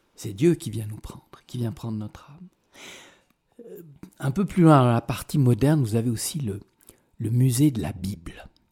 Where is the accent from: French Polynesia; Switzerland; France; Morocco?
Switzerland; je viens de Suisse